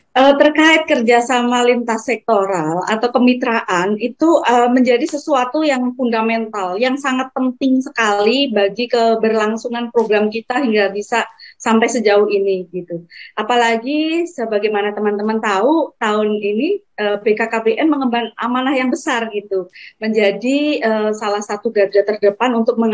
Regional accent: Kendal, Central Java, Indonesia; accent: Semarangan; Jadi, saya kan uh, asalnya dari Kendal, uh, lebih dekat ke Semarang ya, jadi gaya bicara, gaya ngomong itu lebih ke Semarangan gitu.

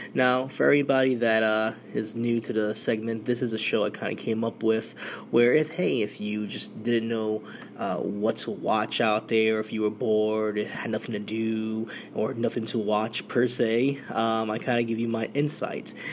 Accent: New York, United States; we're in my home state. This is New York City

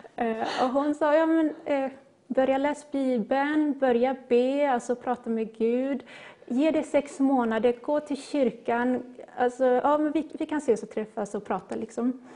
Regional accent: Gothenburg, Västra Götaland, Sweden; now in Skepplanda, Sweden; jag är en göteborgare. Det kanske inte hörs, men jag är född och uppvuxen i Göteborg

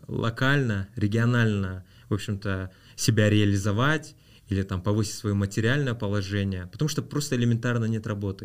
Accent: Rudny, Kostanay Region, Kazakhstan; also born or lived in Aktobe, Kazakhstan; мы переехали из Актюбинска вот в Кустанай, в город Рудный

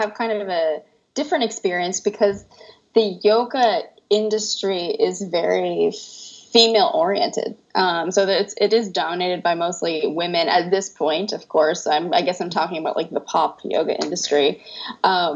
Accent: Tampa, Florida, United States; moved away as an adult; now in France; So I'm from Tampa, Florida. I was born a little outside of Tampa, but I was raised my whole life in Tampa.

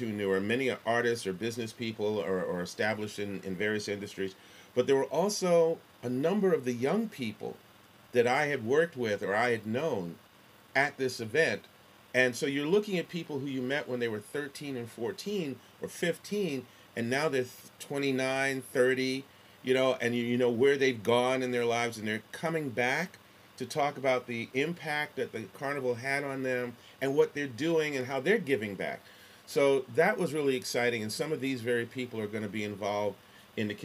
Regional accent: New York City, New York, United States; Growing up in New York City

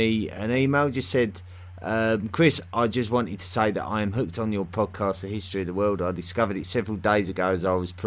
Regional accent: South East England, United Kingdom; accent: Southeast England; the Southeast England accent that I have

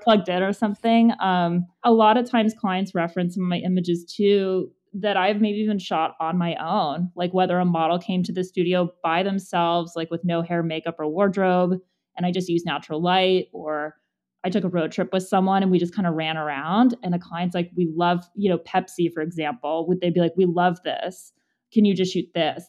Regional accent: Monrovia, California, United States; I grew up in Monrovia, which is outside of Pasadena

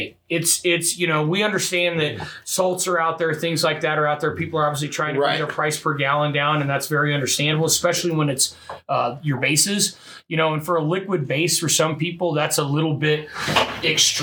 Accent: Midwest, United States; moved away; I'm from the Midwest

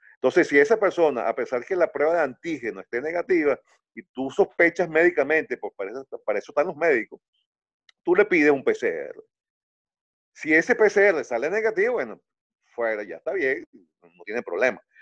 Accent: Venezuela; soy venezolano

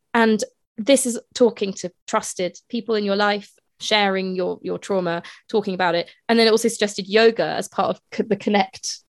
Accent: Edinburgh, Scotland, United Kingdom; moved away as an adult; I'm from Edinburgh mm. and I moved away from Edinburgh when I was 18, but I obviously still go back there to visit family

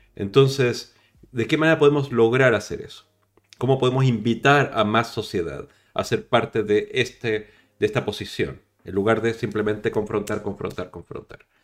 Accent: Chile; now in Spain; yo no soy español, soy chileno

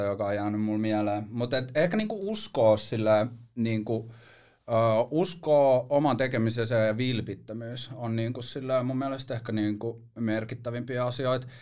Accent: Helsinki, Uusimaa, Finland; also born or lived in Espoo / Marseille / New York; mä oon kasvanut niinku tässä Etelä-Helsingissä oikeastaan mun niinku elämäni

